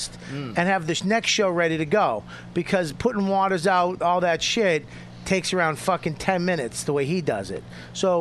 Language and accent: English; Medford, Massachusetts, United States; I'm from West Medford.